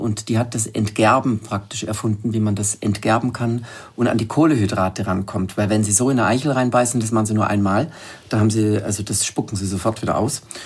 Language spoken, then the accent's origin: German; Germany; ich bin am Bodensee unten aufgewachsen